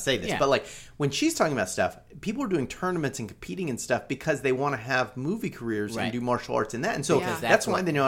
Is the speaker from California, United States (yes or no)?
yes; California, United States; I grew up on Del Taco. And it was just a culture shock to me, you know? Like, these are other Californians.